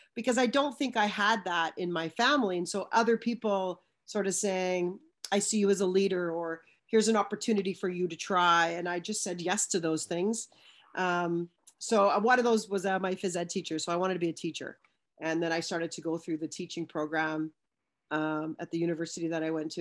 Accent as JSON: {"language": "English", "region": "British Columbia", "country": "Canada", "tie": "born or raised there", "moved": "yes", "lives_now": "Ontario, Canada", "said": "I'm from British Columbia, especially being in Ontario now. I, I was raised in a small suburb"}